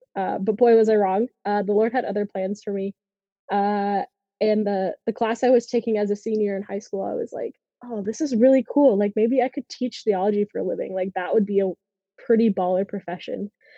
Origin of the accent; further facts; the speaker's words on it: Sioux Falls, South Dakota, United States; So I grew up here in Sioux Falls, South Dakota, my whole life. I have attended Catholic school quite literally my entire life.